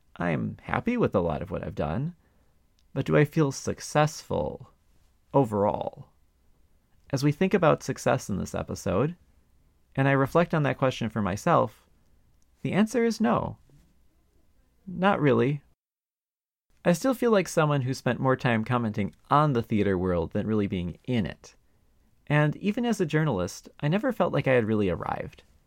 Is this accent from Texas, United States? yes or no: no; Milwaukee, Wisconsin, United States; Milwaukee, my hometown that I had moved back